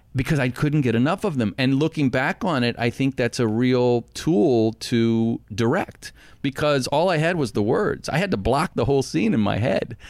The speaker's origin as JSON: {"language": "English", "town": "Arlington", "region": "Virginia", "country": "United States", "tie": "born or raised there", "said": "I grew up in Arlington, Virginia"}